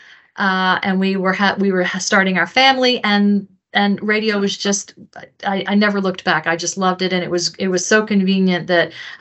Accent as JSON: {"language": "English", "town": "Owensboro", "region": "Kentucky", "country": "United States", "tie": "born or raised there", "also_born_or_lived": "Norfolk, Virginia / Ashland, Virginia / Greenville, South Carolina", "said": "I was born in Virginia, Norfolk. Went to Ashland, Virginia, outside of Richmond, until I was about 11 or 12 years old. And then we moved to Kentucky. So I grew up in Western Kentucky, a town called Owensboro."}